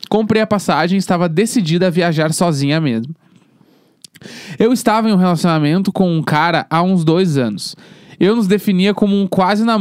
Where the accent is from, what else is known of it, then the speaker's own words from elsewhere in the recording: Mato Grosso, Brazil; born there; now in Minas Gerais, Brazil; eu nasci no Mato Grosso, minha família é toda do Sul, Paraná, Santa Catarina, Rio Grande do Sul, e hoje moro em Minas Gerais.